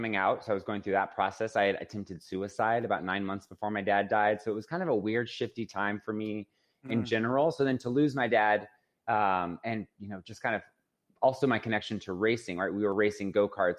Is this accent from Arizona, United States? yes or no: yes; Phoenix, Arizona, United States; I was born and raised in Phoenix, Arizona.